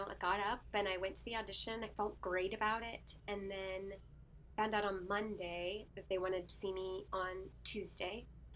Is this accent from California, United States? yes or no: no; Houston, Texas, United States; moved away as an adult; also born or lived in New York / Orlando; Houston, my hometown